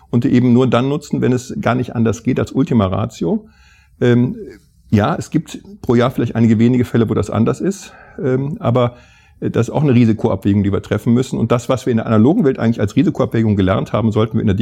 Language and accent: German; Mönchengladbach, North Rhine-Westphalia, Germany; Ich komme ja aus Mönchengladbach, unweit der niederländischen Grenze.